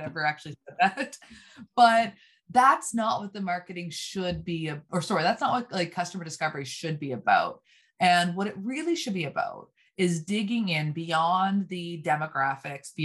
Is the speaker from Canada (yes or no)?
yes; Canada; also born or lived in Nova Scotia; we're both Canadian.